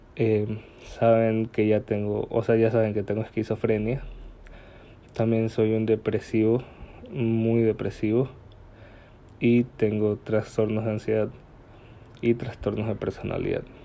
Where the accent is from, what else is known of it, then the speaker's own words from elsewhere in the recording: Guayaquil, Guayas, Ecuador; soy de Guayaquil, Ecuador, y viví toda una gran parte de mi infancia en el suburbio de Guayaquil.